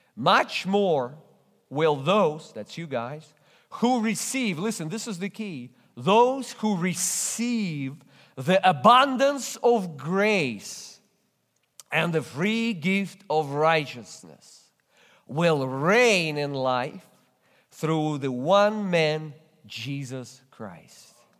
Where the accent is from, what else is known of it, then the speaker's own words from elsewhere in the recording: Russia; English is a second language; moved away as an adult; in church in Russia, when I barely spoke any English